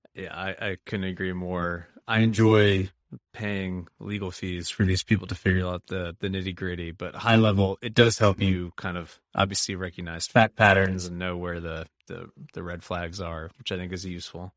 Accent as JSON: {"language": "English", "town": "Nashville", "region": "Tennessee", "country": "United States", "tie": "born or raised there", "said": "my hometown, my backyard"}